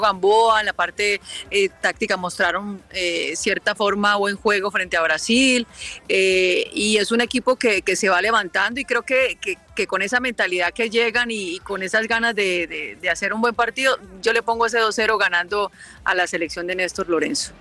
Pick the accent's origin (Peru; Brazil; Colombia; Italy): Colombia; Ocaña, Norte de Santander; moved away as an adult; also born or lived in Bucaramanga; yo viví, bueno, nací en Ocaña, viví en Ocaña y después me fui a Bucaramanga a trabajar allá.